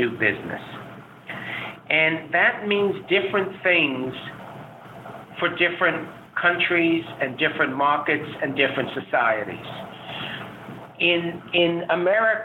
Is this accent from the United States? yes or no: yes; United States